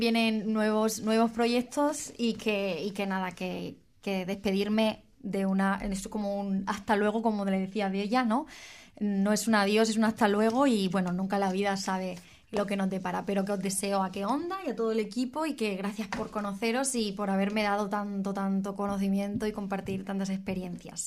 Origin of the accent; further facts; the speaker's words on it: Spain; en mi país